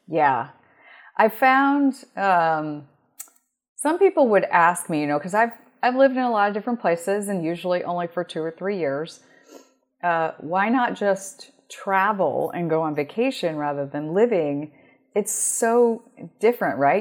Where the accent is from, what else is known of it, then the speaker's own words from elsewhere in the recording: Omaha, Nebraska, United States; moved away as an adult; also born or lived in North Carolina / Florida / Colorado / Washington, D.C.; I spent thirty-one years growing up in Omaha, Nebraska before I finally moved.